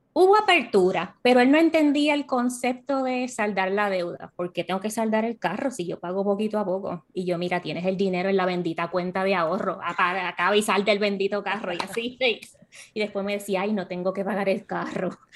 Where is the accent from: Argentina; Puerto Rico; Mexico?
Puerto Rico; moved away as an adult; also born or lived in Miami / North Carolina; now in United States; yo nací y crecí en Puerto Rico y a los 26 años se me dio la oportunidad de mudarme a Miami y luego a Carolina del Norte